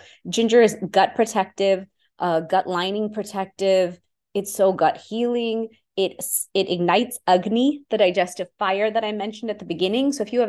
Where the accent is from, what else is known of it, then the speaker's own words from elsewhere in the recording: India; I'm Indian.